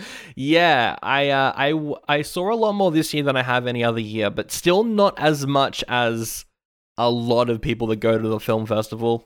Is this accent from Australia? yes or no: yes; Australia; I am Aussie